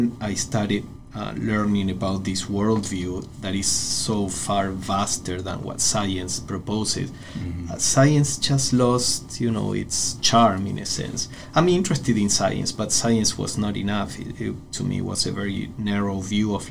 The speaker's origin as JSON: {"language": "English", "country": "Argentina", "tie": "born or raised there", "also_born_or_lived": "Buenos Aires", "moved": "as an adult", "lives_now": "Ojai, United States", "said": "I was born and raised in Argentina"}